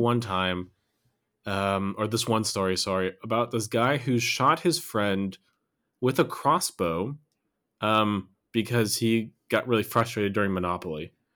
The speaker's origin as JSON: {"language": "English", "country": "United States", "tie": "born or raised there", "moved": "as an adult", "lives_now": "Germany", "said": "I lived in the U S until I was almost twenty-one"}